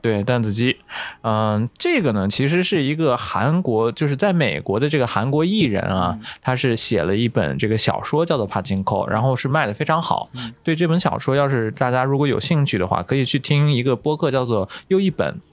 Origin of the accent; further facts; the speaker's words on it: China; moved away; 我们很多中国人呢，也去到了外国